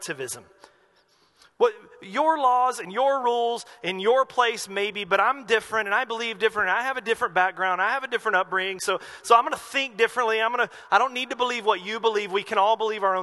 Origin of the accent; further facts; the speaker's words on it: North Carolina, United States; moved away; In my home state, in North Carolina